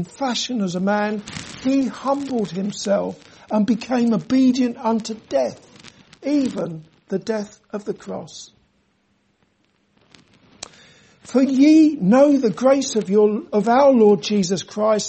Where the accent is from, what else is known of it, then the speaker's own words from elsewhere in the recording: London, United Kingdom; moved away; When I grew up in London